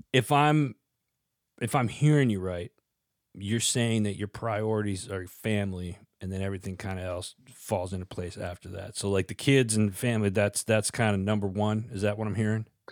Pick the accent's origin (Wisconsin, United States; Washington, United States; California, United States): Wisconsin, United States; born or raised there